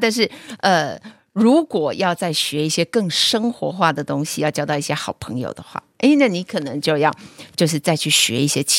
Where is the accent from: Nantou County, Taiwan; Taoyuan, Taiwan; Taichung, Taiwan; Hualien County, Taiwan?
Hualien County, Taiwan; Charlotte 的老公是我们花莲人哦